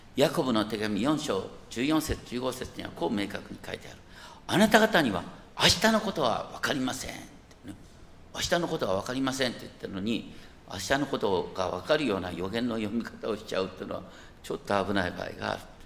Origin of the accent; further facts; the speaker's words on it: Hokkaido, Japan; 僕は北海道生まれ